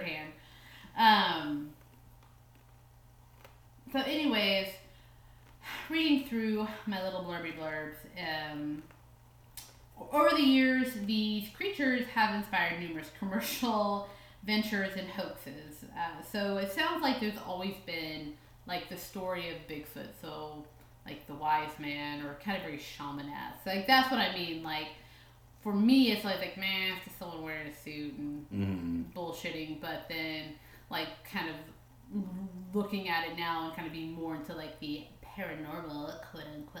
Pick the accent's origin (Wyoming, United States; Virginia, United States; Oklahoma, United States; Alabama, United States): Oklahoma, United States; Edmond; I grew up in Edmond, Oklahoma